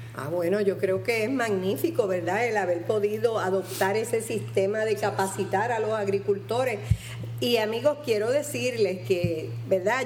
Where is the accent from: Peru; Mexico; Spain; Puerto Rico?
Puerto Rico; nosotros los puertorriqueños